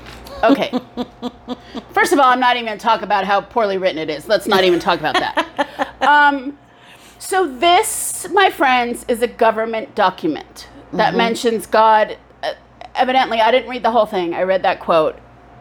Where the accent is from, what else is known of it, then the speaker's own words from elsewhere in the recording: Orange County and San Diego, California, United States; I grew up in Orange County and San Diego, and this place is kind of right between the two.